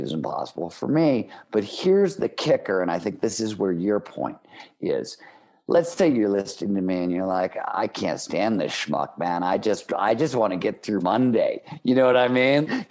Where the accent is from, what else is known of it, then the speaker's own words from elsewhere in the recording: Cleveland, Ohio, United States; I grew up in Cleveland, Ohio in the 1970s